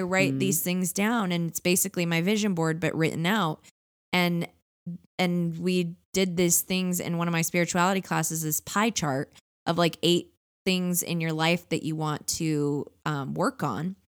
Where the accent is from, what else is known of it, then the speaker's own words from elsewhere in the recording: Orange County, California, United States; I live in California. I grew up in Orange County.